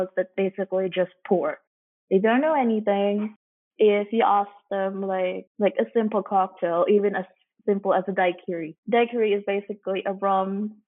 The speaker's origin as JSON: {"language": "English", "country": "Hong Kong", "also_born_or_lived": "Singapore", "moved": "as an adult", "lives_now": "Denmark", "said": "I'm actually originally from Hong Kong, but I lived most of my life in Singapore and Hong Kong."}